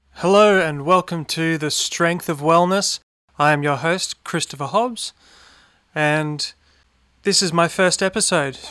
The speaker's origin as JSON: {"language": "English", "town": "Brisbane", "region": "Queensland", "country": "Australia", "tie": "born or raised there", "said": "I grew up in Brisbane"}